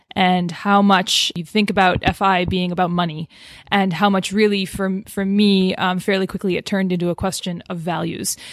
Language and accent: English; Boston area, Massachusetts, United States; I'm from the Boston area.